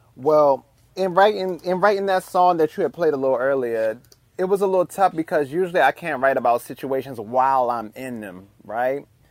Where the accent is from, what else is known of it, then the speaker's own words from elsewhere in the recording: Washington, District of Columbia, United States; Growing up in Washington, D C